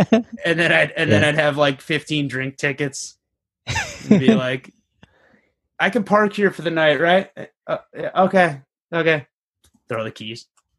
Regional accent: Troy, New York, United States; also born or lived in Oswego, New York; now in Buffalo, United States; I didn't grow up in Oswego. I grew up in Troy

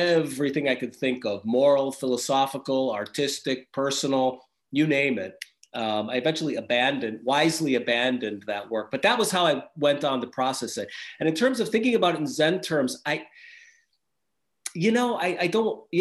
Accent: Wisconsin, United States; moved away as an adult; now in Austria; I was raised in Wisconsin, in the Midwest in America

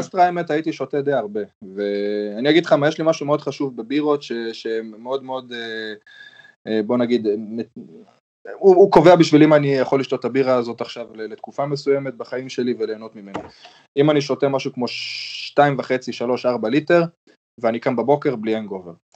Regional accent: Israel; also born or lived in Germany (born); now in Germany; אני בתור ישראלי שהגיע אז לגרמניה

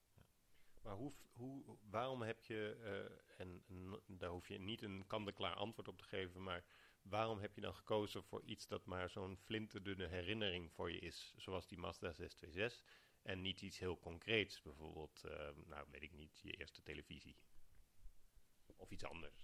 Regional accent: Alphen aan den Rijn, South Holland, Netherlands; ik ben opgegroeid in Al van den Rijn

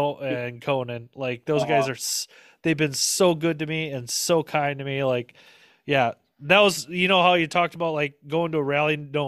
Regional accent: Minnesota, United States; accent: Minnesota; And …, like, you're from Minnesota, aren't you? I'm like, yep. She goes, I can tell with the accent. I'm from Minnesota, so.

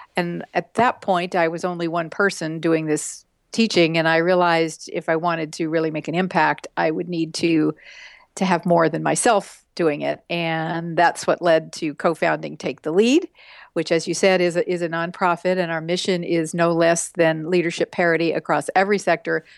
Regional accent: West Texas, United States; I grew up in West Texas in small towns

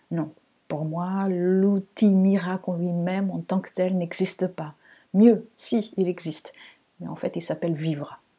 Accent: Lisbon, Portugal; born there; French is a second language; je suis née au Portugal, à Lisbonne. Vous avez peut-être entendu ici et là un petit accent. Donc, il vient de là-bas, même si on me dit souvent que je n'ai pas un accent portugais.

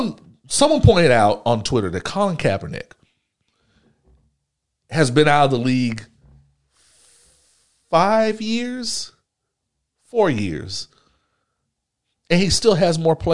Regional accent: Houston, Texas, United States; I'm not from Sunnyside. I don't live in Sunnyside, but I come from Hiram Clark, Texas.

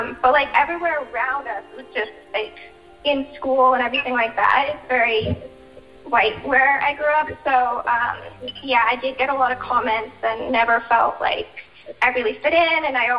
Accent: Vietnam; born there; Yeah, we're all adopted from Vietnam.

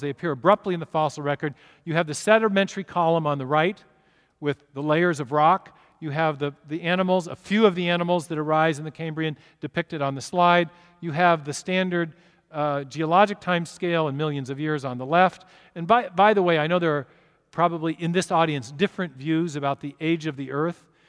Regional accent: Seattle, Washington, United States; I'm from Seattle

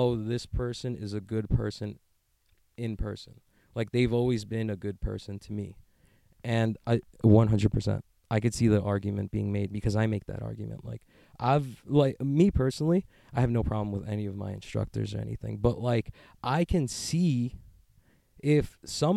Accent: United States; I'm an American

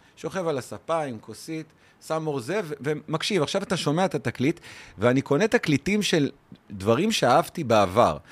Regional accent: Ganei Tikva, Central District, Israel; now in Ramla, Israel; אני נולדתי בגני תקווה

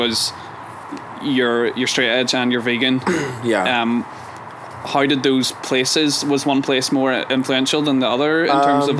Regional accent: Ireland; But I'm Irish.

